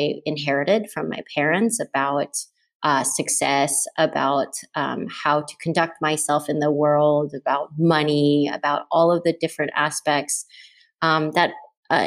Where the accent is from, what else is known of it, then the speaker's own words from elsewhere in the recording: Texas, United States; moved away; also born or lived in New York; I'm from Texas